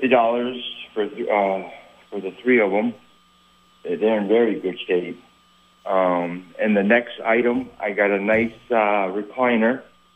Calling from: St. Albans, Vermont, United States; calling from St. Albans.

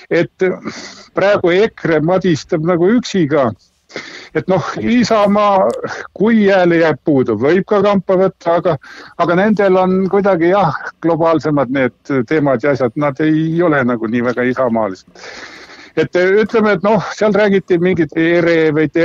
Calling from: Tartu, Tartu County, Estonia

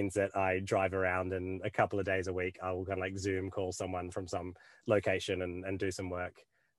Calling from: Esperance, Western Australia, Australia; Yeah, I come to you from Esperance in WA, which is the middle of bloody nowhere, but also one of the most beautiful places I've ever seen.

